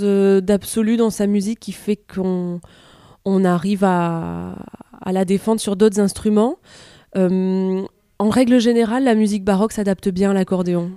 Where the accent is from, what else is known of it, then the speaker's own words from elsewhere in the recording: near Perpignan, Occitania, France; j'ai grandi près de Perpignan